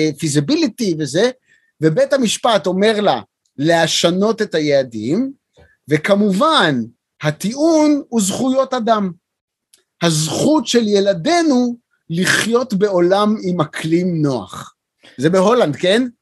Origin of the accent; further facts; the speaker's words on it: Beersheba, Southern District, Israel; שגדלתי בבאר שבע